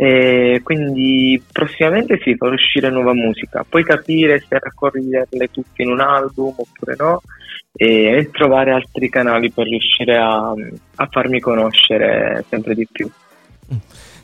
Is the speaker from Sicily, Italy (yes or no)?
yes; Sicily, Italy; moved away as an adult; del mio paese in Sicilia